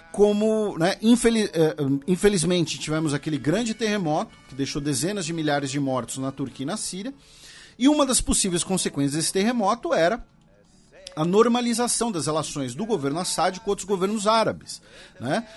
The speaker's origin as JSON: {"language": "Portuguese", "country": "Brazil", "said": "nós que somos brasileiros"}